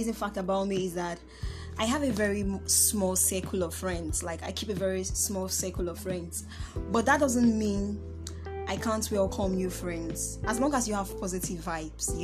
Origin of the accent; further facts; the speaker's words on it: Nnewi, Anambra, Nigeria; I'm from Anambra State, Nnewi North